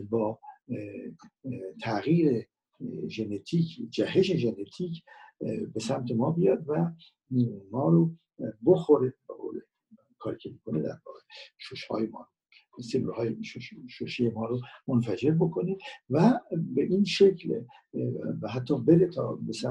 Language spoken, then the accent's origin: Persian; Iran; من به عنوان کسی که در اینجا به دنیا آمدم شهروند ایران هستم